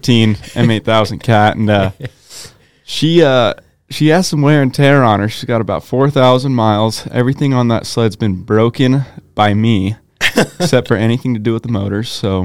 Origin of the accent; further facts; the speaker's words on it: Hermiston, Oregon, United States; Hermiston, Oregon, born and raised.